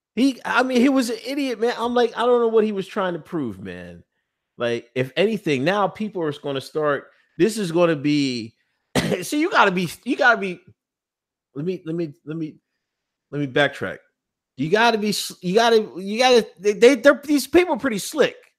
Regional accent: Pennsylvania, United States; born or raised there

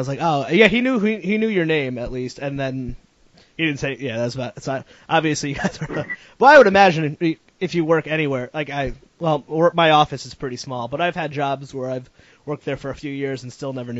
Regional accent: Meriden, Connecticut, United States; moved away; I'm from Connecticut, like the central Connecticut, Meriden.

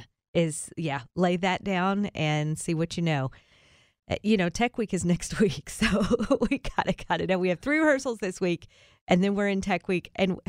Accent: Kentucky, United States; also born or lived in Holland, Michigan; now in Middle Tennessee, United States; they came from Kansas, we came from Kentucky, we all landed in Holland, Michigan

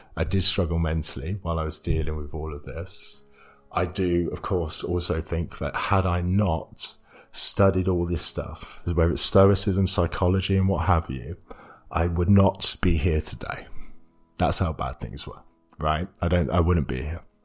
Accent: Stamford, East Midlands, United Kingdom; moved away as an adult; also born or lived in Leeds; i am living back in my hometown, Stamford

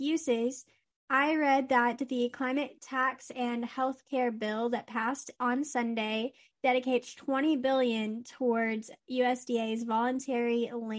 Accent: Texas, United States; born or raised there

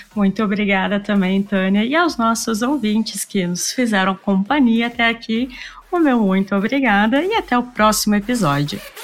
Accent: Rio Grande do Sul, Brazil; Nós aqui do Rio Grande do Sul

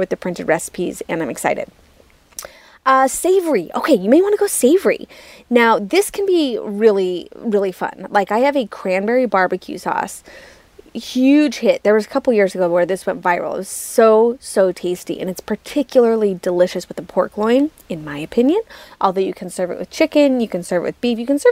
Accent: Utah, United States; moved away as an adult; also born or lived in New York City; I am from Utah. So I'm from the Western United States, but obviously I was living in New York City at the time.

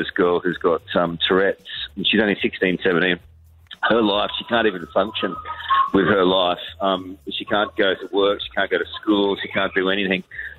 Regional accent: Brisbane, Queensland, Australia; moved away; I'm from Brisbane, Capalaba originally

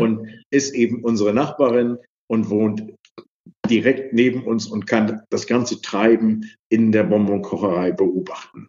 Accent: Kiel, Schleswig-Holstein, Germany; Ich bin in Kiel groß geworden

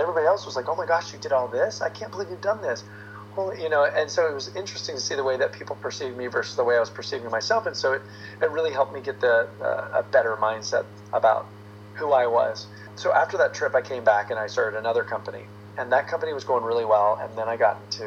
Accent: Texas, United States; moved away as an adult; also born or lived in Florida; now in Los Angeles, United States; I was born in Florida, but grew up in Texas

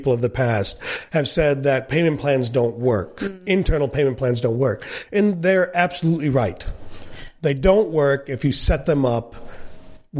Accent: India; as an Indian

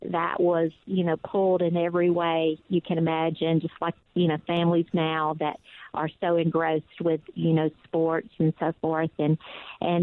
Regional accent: Deep South, United States; accent: deep south; you could tell from my accent that I am from the deep, deep, deep south

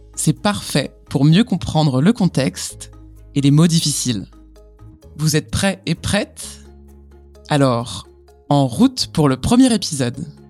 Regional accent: France; je suis française

